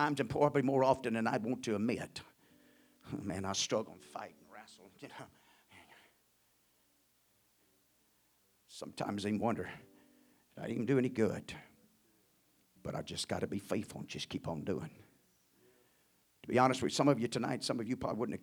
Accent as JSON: {"language": "English", "country": "United States", "said": "I'd rather be an American than anything else"}